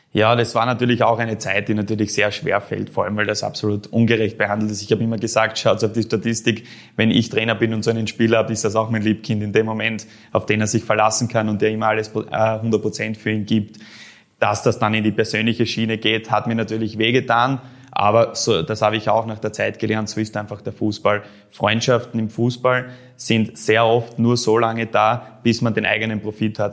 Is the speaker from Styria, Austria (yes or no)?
yes; Styria, Austria; Sturm Graz dann doch mein Verein als Steirer ist